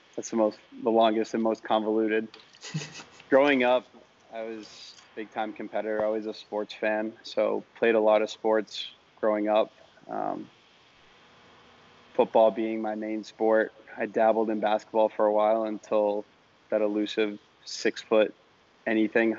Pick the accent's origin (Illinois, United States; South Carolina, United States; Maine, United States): Maine, United States; moved away as an adult; now in Miami, United States; I'm from Maine originally